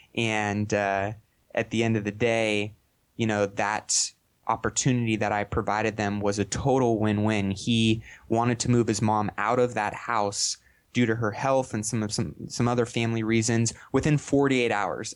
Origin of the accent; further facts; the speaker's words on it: Sacramento, California, United States; I'm from Sacramento, California, and born and raised here